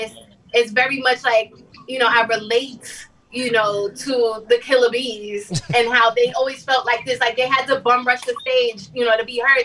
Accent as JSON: {"language": "English", "town": "New York City", "region": "New York", "country": "United States", "said": "I'm from Staten Island"}